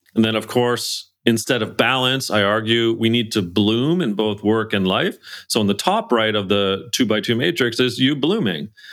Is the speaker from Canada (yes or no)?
yes; Canada; I'm Canadian, we're English